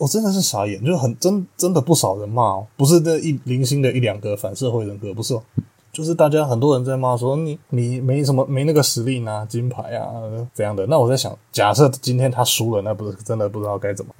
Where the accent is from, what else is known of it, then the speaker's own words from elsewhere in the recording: Taiwan; born there; 那毕竟我们出生在台湾这片土地上